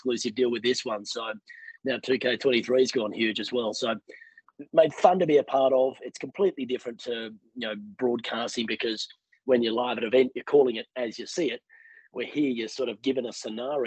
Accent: Sydney, New South Wales, Australia; moved away as an adult; now in United States; I'm not from here. Born and raised in Sydney, Australia.

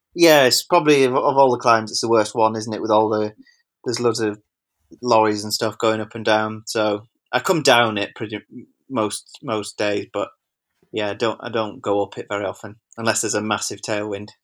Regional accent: Wigan, North West England, United Kingdom; now in Macclesfield, United Kingdom; I'm from Wigan, but we live here

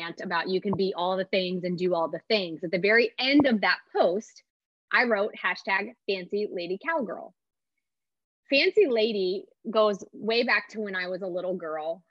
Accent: Kansas, United States; now in Texas, United States; I live in Texas now. I grew up in Kansas.

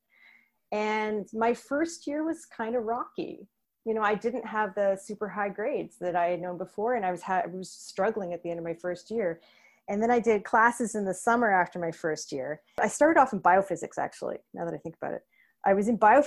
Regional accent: Milton, Ontario, Canada; also born or lived in Toronto, Canada / Guelph, Canada; I was born in Toronto, but I grew up in Milton, Ontario.

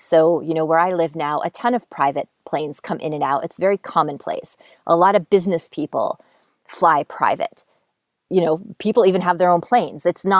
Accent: East Coast, United States; And I'm from the East Coast. So I was flying home at Christmas time.

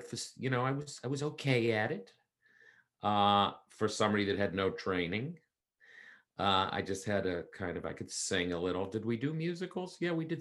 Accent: Canton, Ohio, United States; moved away as an adult; now in Brooklyn, United States; I was born and raised in Canton, Ohio.

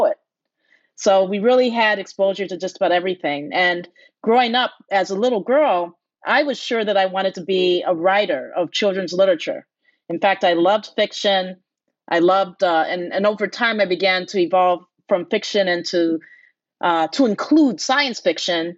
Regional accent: Detroit, Michigan, United States; growing up in Detroit.

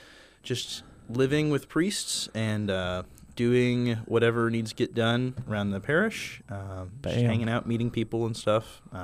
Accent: Enid, Oklahoma, United States; I grew up in Enid. Originally

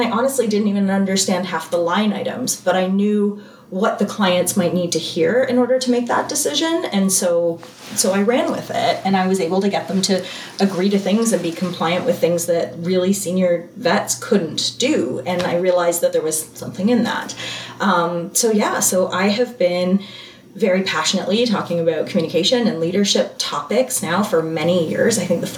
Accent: Waterdown, Ontario, Canada; I'm from Ontario, Canada, Waterdown, Ontario, Canada.

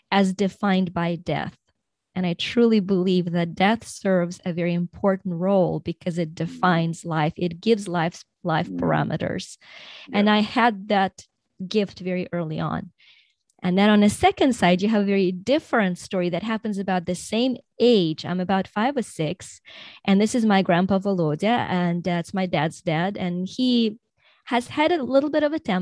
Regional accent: Ukraine; I was born in Soviet Union in Ukraine, which is now Ukraine, but was a part of the Soviet Union.

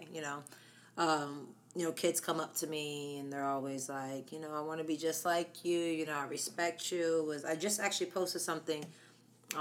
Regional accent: Harrisburg, Pennsylvania, United States; also born or lived in La Mesa, California; I was born in La Mesa, California, till I was about 8. And then my remaining years was Harrisburg, Pennsylvania

